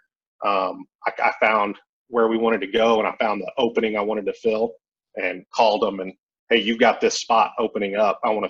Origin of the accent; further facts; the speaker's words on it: Amarillo, Texas, United States; also born or lived in Hereford, Texas / San Antonio, Texas / Dallas, Texas; I grew up mainly in Amarillo, Texas. I went to school there all the way through fourth grade.